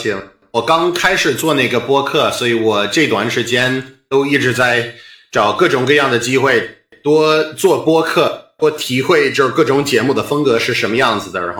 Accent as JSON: {"language": "Chinese", "town": "Boston", "region": "Massachusetts", "country": "United States", "tie": "born or raised there", "accent": "Boston", "second_language": "Chinese", "moved": "as an adult", "lives_now": "China", "said": "我出生在美国，在波士顿，我是美国东北人啊。"}